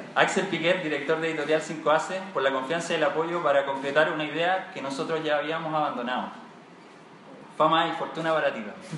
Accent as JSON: {"language": "Spanish", "country": "Chile", "said": "como buenos chilenos"}